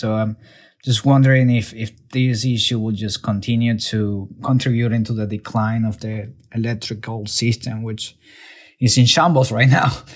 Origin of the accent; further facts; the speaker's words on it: Venezuela; moved away as an adult; now in United States; I was born and raised in Venezuela. I left the country in 2012 to pursue better opportunities and a safer life in the United States